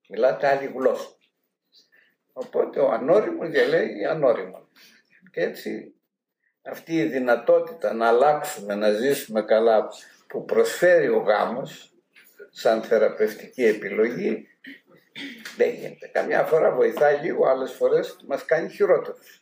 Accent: Macedonia, Greece; moved away; Εμεί που είμαστε από τη Μακεδονία

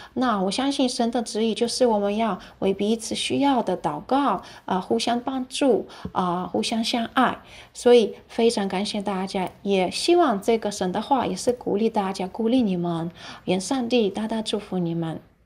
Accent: Ukraine; born or raised there; now in Taiwan

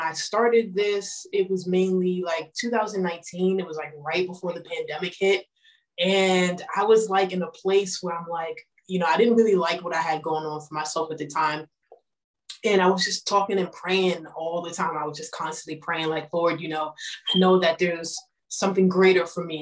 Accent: New York, United States; I am from New York

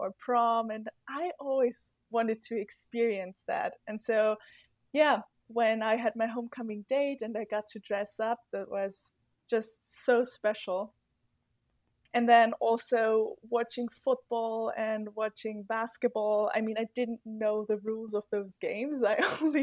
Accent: Murau, Styria, Austria; English is a second language; also born or lived in Graz, Austria / Nampa, Idaho, United States; now in Vienna, Austria; I am from Austria. Originally, I am from a very, very small town called Murau, and we only have 2,000 inhabitants in the Styrian Mountains

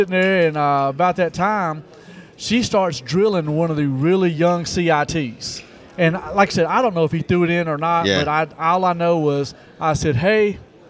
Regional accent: Eden, North Carolina, United States; I grew up in Eden, Dan River.

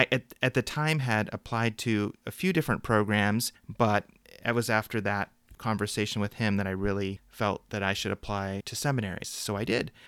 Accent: Midwest, United States; growing up in the Midwest

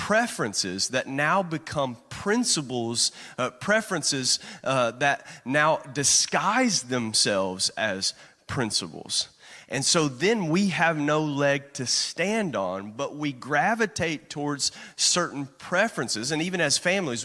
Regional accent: Kentucky, United States; moved away as an adult; growing up in Kentucky

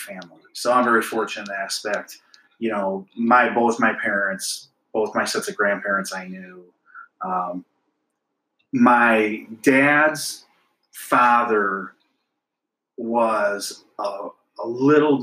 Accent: Clio, Michigan, United States; I grew up in Clio

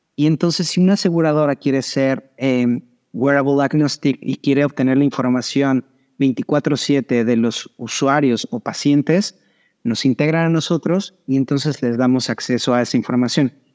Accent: Mexico; moved away as an adult; now in Miami, United States; ahora vivo en Miami, pero soy mexicano, nací y crecí en México.

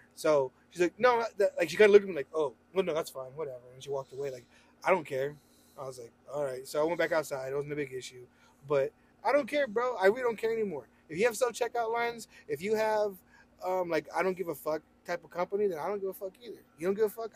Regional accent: Roswell, New Mexico, United States; we are from Roswell

